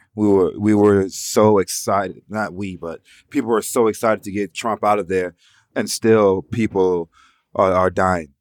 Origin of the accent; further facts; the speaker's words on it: Atlanta, Georgia, United States; while we were growing up in Atlanta